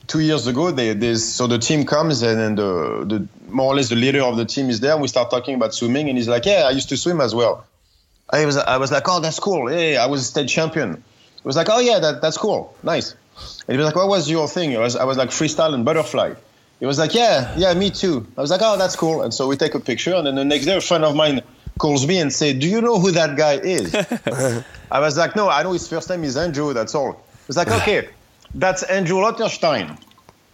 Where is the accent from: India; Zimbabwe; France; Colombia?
France; Paris, Île-de-France; moved away; I come from Paris